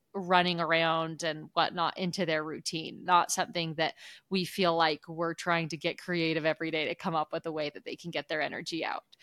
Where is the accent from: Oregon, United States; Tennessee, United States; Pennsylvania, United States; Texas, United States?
Oregon, United States; moved away; growing up in Oregon